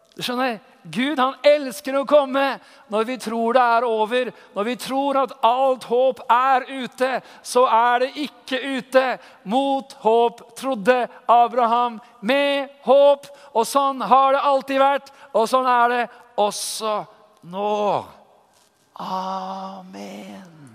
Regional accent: Tønsberg, Vestfold, Norway; Jeg er fra Tønsberg

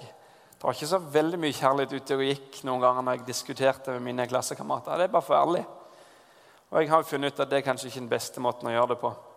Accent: Southwestern Norway, Norway; moved away; Da jeg har vokst opp på Sør-Vestlandet, og der på en gård

